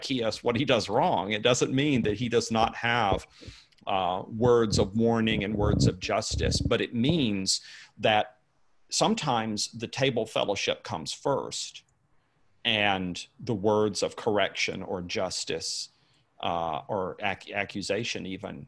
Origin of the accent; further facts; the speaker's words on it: United States; I'm writing as an American for my fellow Americans